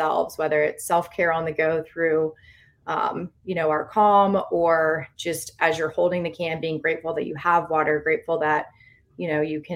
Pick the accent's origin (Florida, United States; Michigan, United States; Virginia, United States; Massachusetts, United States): Virginia, United States; Virginia Beach; moved away as an adult; also born or lived in Los Angeles / Thailand; born and raised in Virginia Beach, moved out to Los Angeles